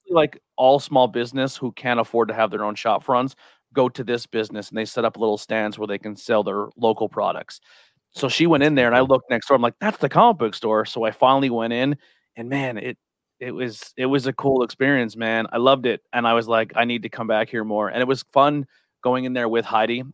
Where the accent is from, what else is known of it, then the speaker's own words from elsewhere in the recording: Shenandoah, Pennsylvania, United States; also born or lived in Mahanoy City; I grew up in Monte City and Shenandoah